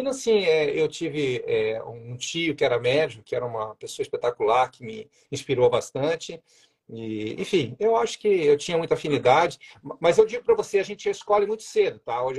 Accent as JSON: {"language": "Portuguese", "town": "Juiz de Fora", "region": "Minas Gerais", "country": "Brazil", "also_born_or_lived": "Rio de Janeiro", "lives_now": "Joinville, Brazil", "said": "eu sou mineiro, né? Sou de Juiz de Fora. Aí fiz a minha faculdade na Federal de Juiz de Fora, depois fui para o Rio de Janeiro, morei cinco anos lá"}